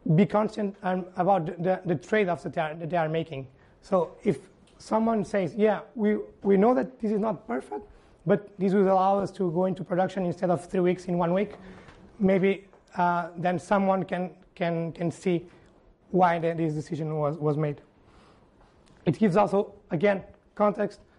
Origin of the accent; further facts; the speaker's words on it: Porto, Norte, Portugal; Estádio do Dragão, Porto, Portugal, my, my home country, my, my hometown.